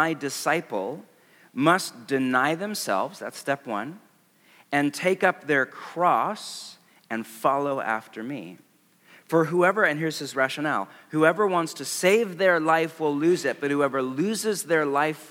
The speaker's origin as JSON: {"language": "English", "region": "West Coast", "country": "United States", "said": "I'm from the West Coast"}